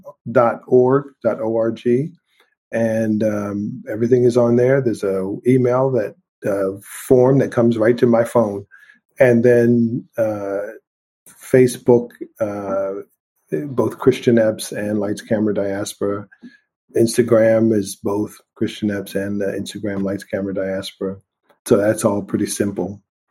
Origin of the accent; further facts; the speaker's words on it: St. Thomas, U.S. Virgin Islands; I grew up partly in the Caribbean in St. Thomas, Virgin Islands, right? And that was carnival and the beach and relaxation and beautiful weather all year long.